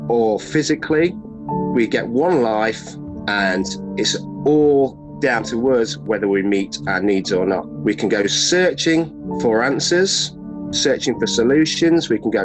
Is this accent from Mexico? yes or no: no; Nottingham, East Midlands, United Kingdom; I'm from Nottingham.